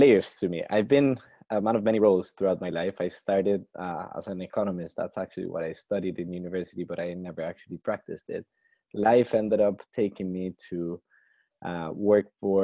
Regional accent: Costa Rica; now in London, United Kingdom; back in my home country of Costa Rica

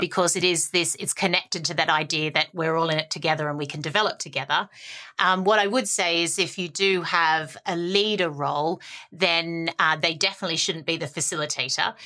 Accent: Australia; I'm the Aussie optimist

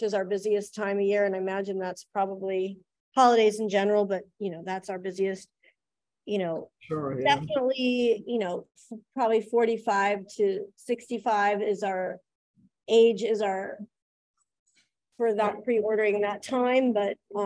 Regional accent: Columbus, Ohio, United States; moved away as an adult; now in New Orleans, United States; I'm from Ohio, Columbus, Ohio. I moved here in 99 to go to UNO for film school

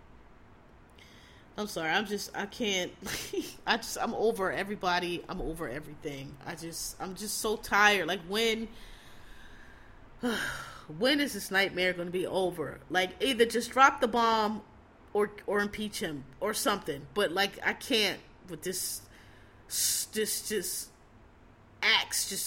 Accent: Philadelphia, Pennsylvania, United States; I'm from Philadelphia

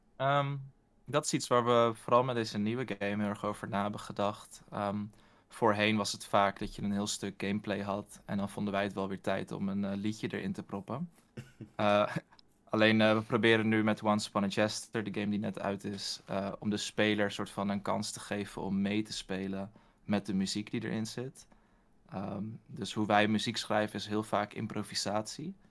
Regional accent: Utrecht, Netherlands; ik kom ook uit Utrecht.

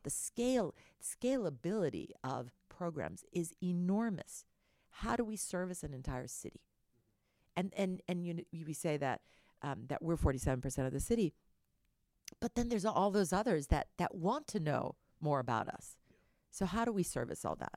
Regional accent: El Salvador; now in Houston, United States; I was born in the San Salvador volcano

